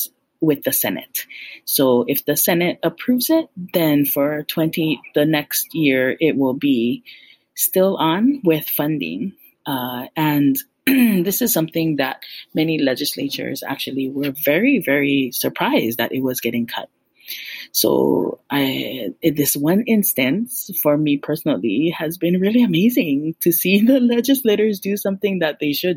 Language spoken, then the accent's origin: English; Hilo, Hawaii, United States; moved away as an adult; now in Oahu, United States; I grew up actually in Hilo on the island of Hawaii